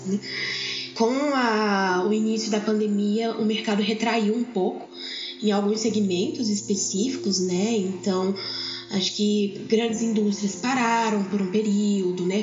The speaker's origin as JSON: {"language": "Portuguese", "town": "Brasília", "region": "Federal District", "country": "Brazil", "tie": "born or raised there", "also_born_or_lived": "São Paulo", "moved": "yes", "lives_now": "Goiânia, Brazil", "said": "hoje eu resido aqui em Goiânia, mas não sou daqui. Né? Nasci em São Paulo, criada em Brasília"}